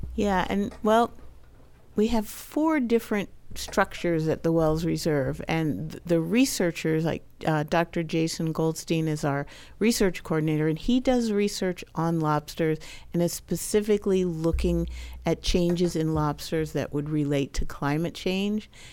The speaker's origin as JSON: {"language": "English", "region": "Maryland", "country": "United States", "tie": "born or raised there", "moved": "yes", "said": "I grew up in Maryland"}